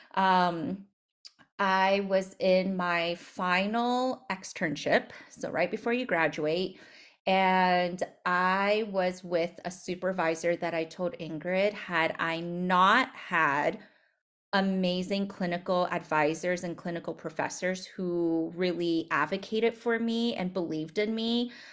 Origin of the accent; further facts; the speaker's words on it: United States; I'm Asian American